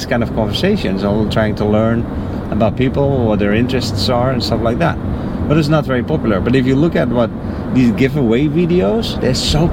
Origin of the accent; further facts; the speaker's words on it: Netherlands; English is a second language; now in United States; So I'm from the Netherlands, and in my country there's a multi-party system